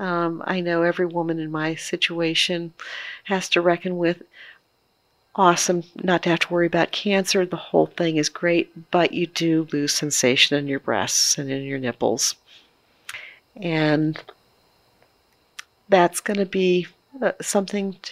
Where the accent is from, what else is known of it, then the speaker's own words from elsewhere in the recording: Maryland, United States; I'm from Maryland. I love Maryland.